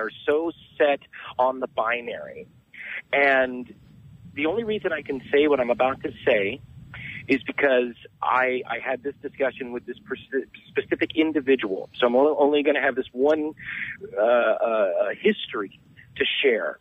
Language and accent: English; Southern California, United States; also born or lived in San Diego; I'm from Southern California, but right now I reside in San Diego